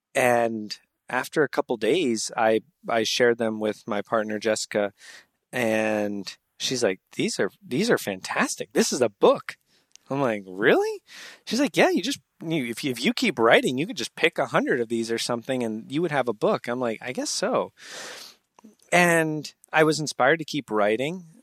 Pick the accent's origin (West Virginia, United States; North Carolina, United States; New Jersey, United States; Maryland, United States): New Jersey, United States; moved away as an adult; also born or lived in Pittsburgh / New York; now in San Diego, United States; I grew up in New Jersey